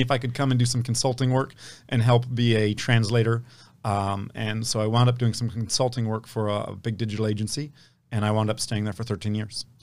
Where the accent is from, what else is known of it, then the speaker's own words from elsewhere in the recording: Palo Alto, California, United States; I grew up in Palo Alto at a time when it wasn't what it is today